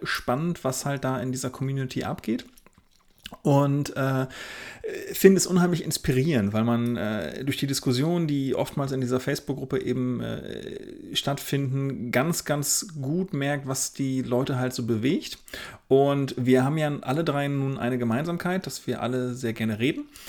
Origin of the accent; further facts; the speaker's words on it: Oldenburg, Lower Saxony, Germany; Hochzeitsfotograf aus dem beschaulichen Oldenburg in Niedersachsen